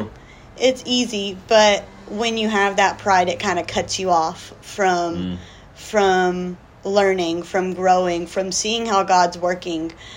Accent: South Georgia, United States; moved away as an adult; now in Dominican Republic; I grew up in South Georgia, um, born and raised

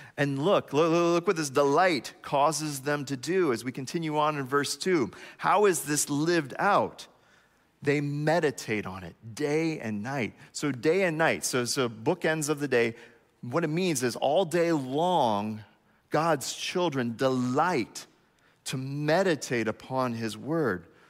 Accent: United States; As an American

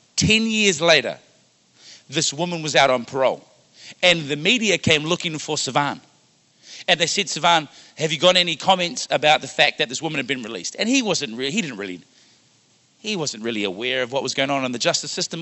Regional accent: Wellington, New Zealand; now in Ottawa, Canada; Growing up in Wellington, New Zealand

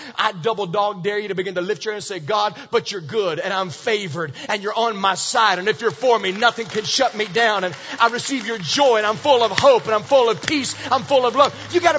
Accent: Virginia, United States; Years ago, I told you I was raised in Virginia. And in Virginia, we lived in the mountains, like mountains.

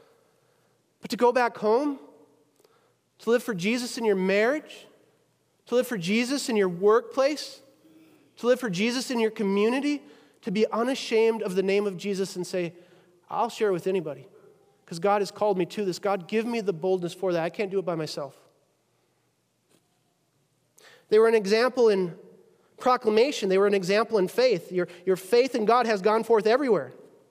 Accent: Wisconsin, United States; moved away; Wisconsin, right? That's my hometown

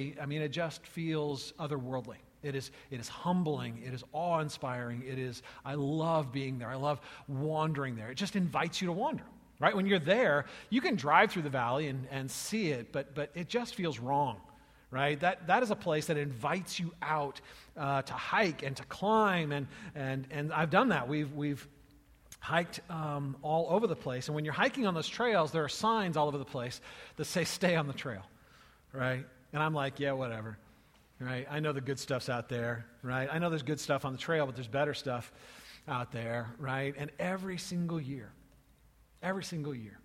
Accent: California, United States; as a child growing up in California

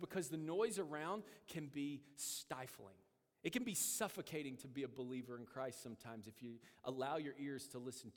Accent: United States; as American believers

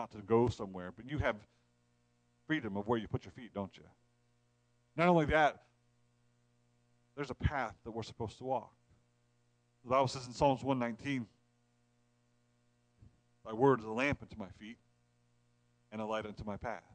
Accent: Ohio, United States; we're from Ohio

